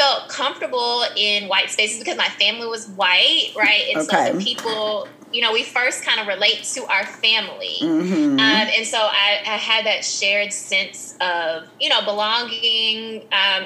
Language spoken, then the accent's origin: English; Memphis, Tennessee, United States; growing up in Memphis